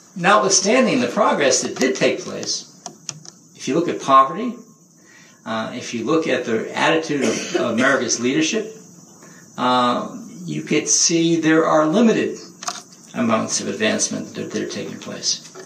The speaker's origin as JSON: {"language": "English", "town": "Cambridge", "region": "Massachusetts", "country": "United States", "tie": "born or raised there", "said": "I grew up in Cambridge, Massachusetts in a segregated neighborhood"}